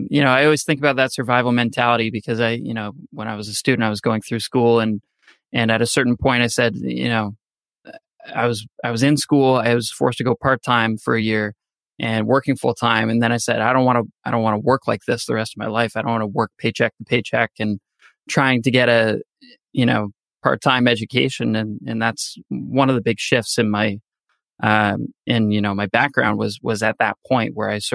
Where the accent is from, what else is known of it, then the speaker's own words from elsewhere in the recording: Canada; moved away as an adult; now in United States; I'm also an immigrant. I'm from Canada. Originally, I moved here 5 years ago